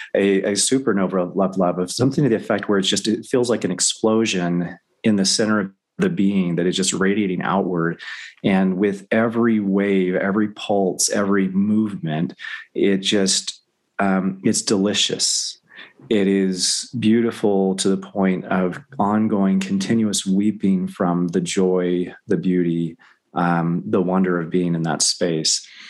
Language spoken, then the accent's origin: English; the South, United States; I grew up in the South